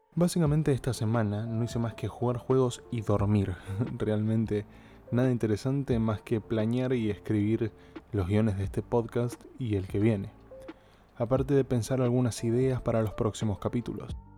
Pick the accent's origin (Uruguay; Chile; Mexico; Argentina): Argentina; soy de Argentina